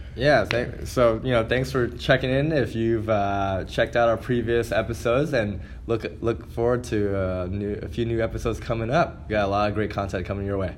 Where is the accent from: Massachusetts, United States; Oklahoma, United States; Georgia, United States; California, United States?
California, United States; moved away; I'm originally from California